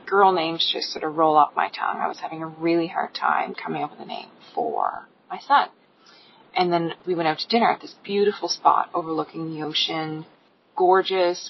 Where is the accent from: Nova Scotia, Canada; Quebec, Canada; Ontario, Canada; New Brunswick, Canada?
Nova Scotia, Canada; Cape Breton; I come from Cape Breton. I grew up on the ocean.